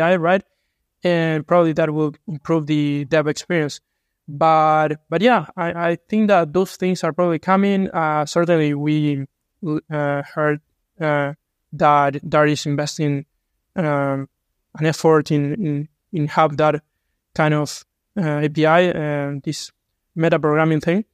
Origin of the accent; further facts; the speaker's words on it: Uruguay; I'm from Uruguay